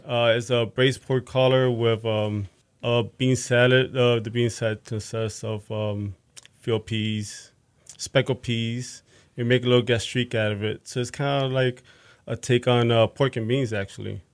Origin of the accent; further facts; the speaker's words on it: Fort Lauderdale, Florida, United States; moved away as an adult; also born or lived in Bronx, New York / New York / Northeast US; now in Houston, United States; grew up in South Florida for the most part. Fort Lauderdale. I was born in the Bronx.